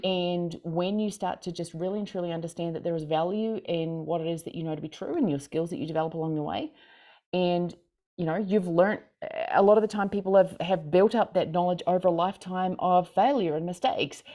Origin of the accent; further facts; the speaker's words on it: Christchurch, Canterbury, New Zealand; now in Montana, United States; I'm from Christchurch, New Zealand. I currently am in Montana